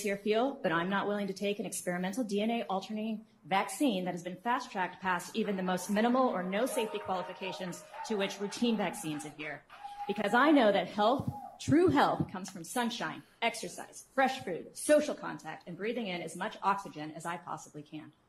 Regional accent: Olathe, Kansas, United States; I'm from Olathe, Kansas.

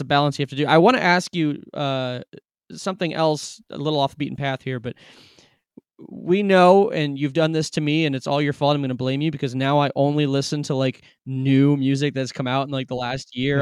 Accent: Cleveland, Ohio, United States; I'm not from there, I'm from Cleveland

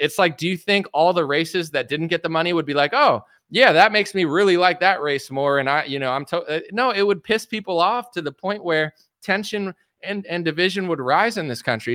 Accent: United States; I'm American

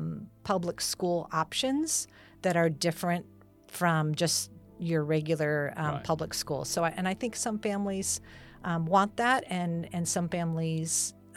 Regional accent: Hacienda Heights, California, United States; So I was born and raised in Los Angeles County in a city called Hacienda Heights, sort of outer Los Angeles County suburb.

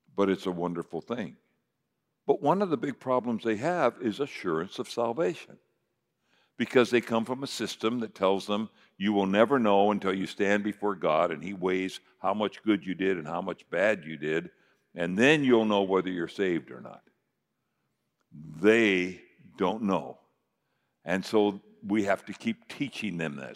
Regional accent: United States; I'm an American

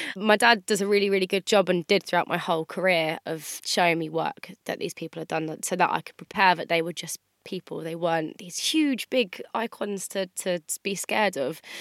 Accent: Andover, South East England, United Kingdom; my hometown as well. Andover's quite a small town

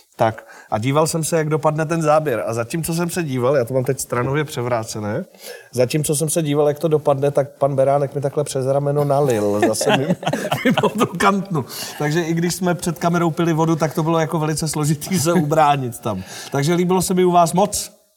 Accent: Nové Strašecí, Central Bohemian Region, Czechia; moved away; also born or lived in Rajhrad; já pocházím z Nového Strašecí, to je takový eh, městečko ve středních Čechách a říká se mu Strágo.

